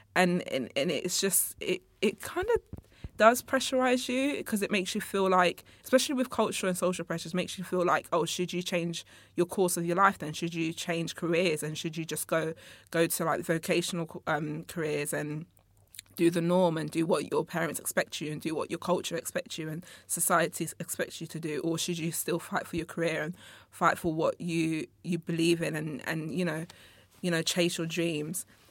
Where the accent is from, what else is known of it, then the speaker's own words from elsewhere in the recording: England, United Kingdom; also born or lived in Congo; I was born in Congo, uh, but I was raised up here in, in England. I actually came here when I was, like, eighteen months old.